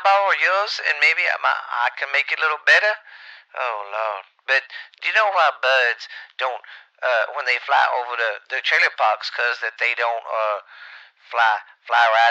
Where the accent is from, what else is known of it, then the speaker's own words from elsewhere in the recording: the South, United States; I'm from the South, and we was Democrats for a long time